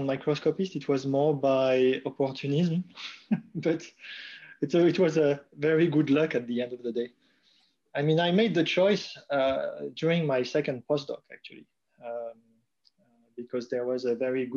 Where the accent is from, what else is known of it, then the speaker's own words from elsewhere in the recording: Strasbourg, Grand Est, France; moved away as an adult; also born or lived in Calgary, Canada; now in Heidelberg, Germany; I was born in Strasbourg and did all my studies in Strasbourg in France.